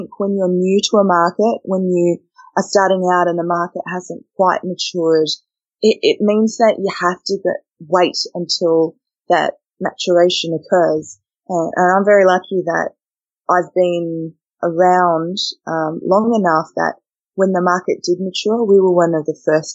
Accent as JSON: {"language": "English", "town": "Perth", "region": "Western Australia", "country": "Australia", "tie": "born or raised there", "also_born_or_lived": "Uganda", "said": "we ended up in Australia in 1990. So that's where we've been ever since, in Perth, which is where my family is. And that's kind of where my Australian journey starts, was back in March in 1990 on a very, very hot day as a six-year-old"}